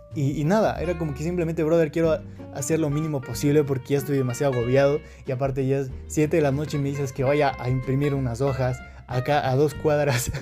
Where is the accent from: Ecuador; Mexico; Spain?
Ecuador; Quito, Pichincha; soy de Quito, Ecuador